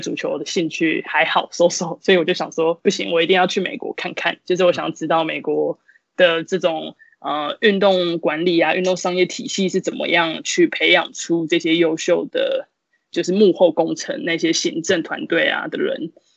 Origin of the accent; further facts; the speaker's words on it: Kaohsiung, Taiwan; moved away as an adult; now in United States; 因为我是高雄人嘛， 然后我就去了就是高雄的人物， 他是其实也是国中女篮的一个传统的校队， 然后我就在那边接受训练三年